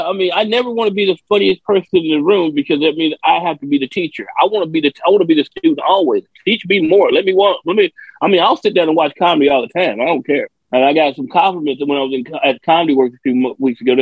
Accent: Memphis, Tennessee, United States; I'm from Memphis

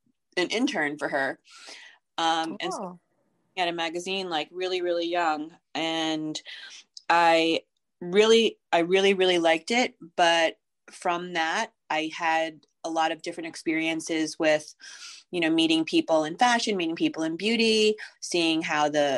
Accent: New York City, New York, United States; I grew up in Manhattan and in an apartment building

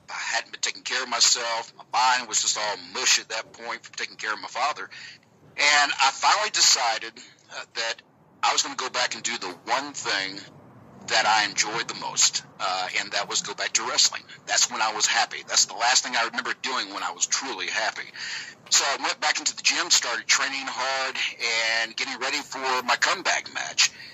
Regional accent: Georgia, United States; accent: southern; It's a southern accent from Georgia.

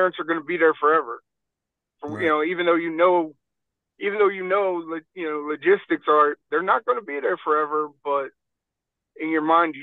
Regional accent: Philadelphia, Pennsylvania, United States; moved away; growing up in Philly

